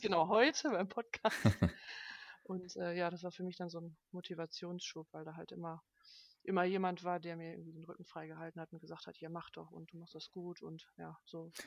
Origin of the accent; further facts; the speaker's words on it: Duisburg, North Rhine-Westphalia, Germany; Ich komme aus Duisburg, äh, wohne da mit meiner besseren Hälfte